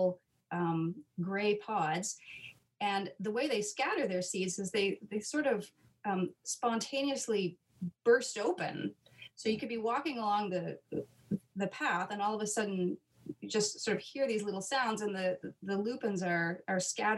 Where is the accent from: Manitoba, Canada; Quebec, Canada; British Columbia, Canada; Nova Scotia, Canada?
Nova Scotia, Canada; I grew up in Nova Scotia